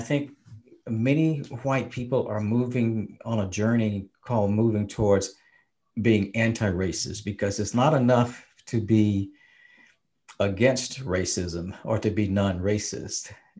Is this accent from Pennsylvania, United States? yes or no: no; Mississippi, United States; As a Black man growing up, a Black person growing up in Mississippi and having experienced Jim Crowism firsthand